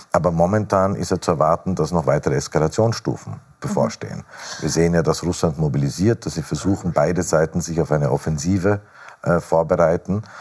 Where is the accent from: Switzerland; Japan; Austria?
Austria; Nein, was wir als Österreicher immer sagen, solange es Nuklearwaffen gibt, sind sie eine Bedrohung.